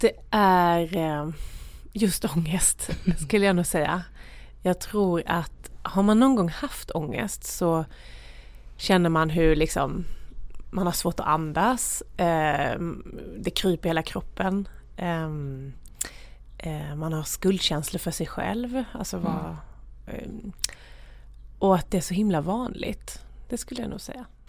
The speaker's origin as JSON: {"language": "Swedish", "town": "Värnamo", "region": "Jönköping County", "country": "Sweden", "tie": "born or raised there", "said": "där växte jag upp i ett myller av ta sig för saker"}